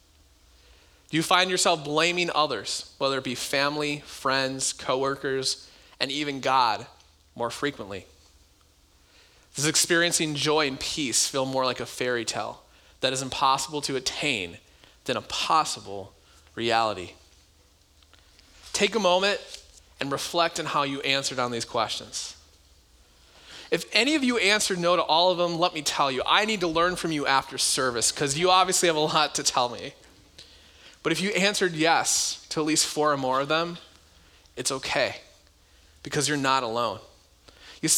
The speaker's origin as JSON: {"language": "English", "country": "United States", "said": "America, our country"}